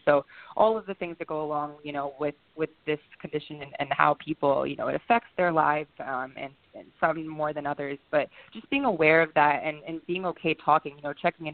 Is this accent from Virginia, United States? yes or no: yes; Virginia, United States; moved away as an adult; now in Boston, United States; I'm born and raised in Virginia